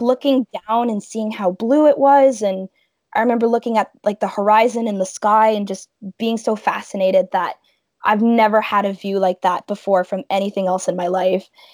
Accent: Welland, Ontario, Canada; I'm from Welland, Ontario, which is located in the heart of the Niagara region.

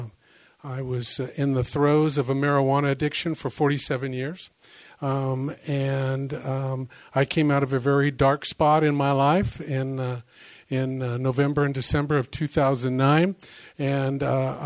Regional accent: the Bay Area, California, United States; now in Discovery Bay, United States; I live in Discovery Bay. I come from the Bay Area

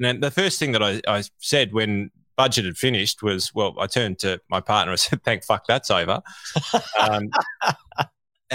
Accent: Australia; as an Australian

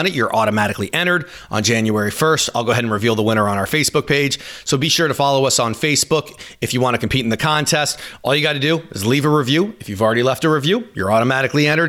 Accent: Washington, District of Columbia, United States; I'm from Washington, D.C.

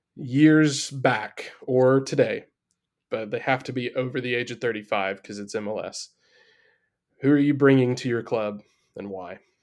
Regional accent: Midwest, United States; I grew up in the heart of the Midwest in a tiny little town

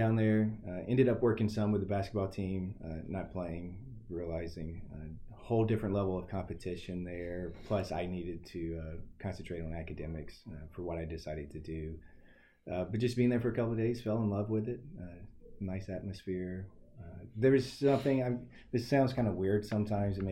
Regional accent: Huntsville, Alabama, United States; now in York, United States; I grew up Rocket City, USA, Huntsville, Alabama

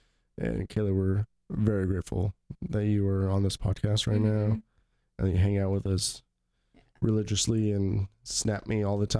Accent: Pacific Northwest, United States; We are from the Pacific Northwest of the United States.

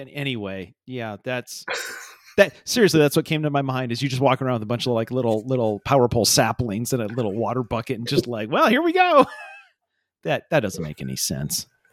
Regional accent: Iowa Falls, Iowa, United States; growing up in Iowa Falls in the late eighties

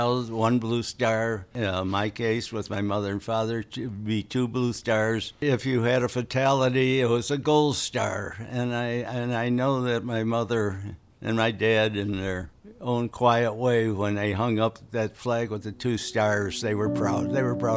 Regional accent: United States; as an American

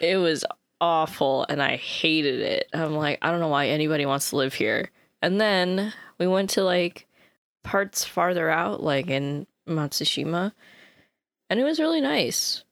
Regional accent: United States; as an American

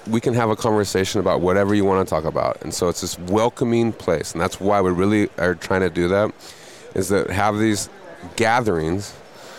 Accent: Montana, United States; in my home state of Montana, I grew up there

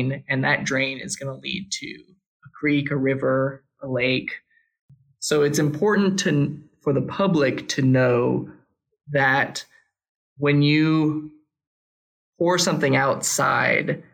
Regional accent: Austin, Texas, United States; I'm from Austin. I actually grew up in the flight path to Mueller

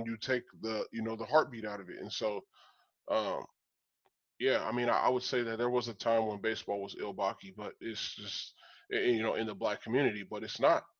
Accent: Cuba; I'm from Cuba.

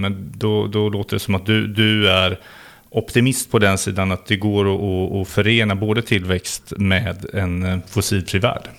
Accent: West Sweden, Sweden; i mina hemtrakter, Västsverige

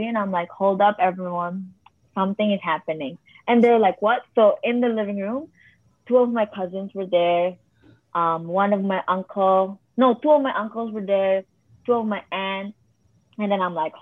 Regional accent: Philippines; now in Canada; a Filipino who immigrated here

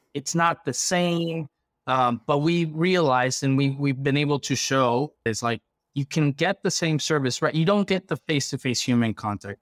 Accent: Quito, Pichincha, Ecuador; now in United States; I come from Ecuador. I was born in the capital

